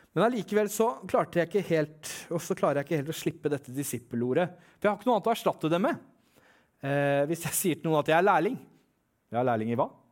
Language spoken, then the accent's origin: Norwegian; Eastern Norway, Norway; Jeg er fra Østlandet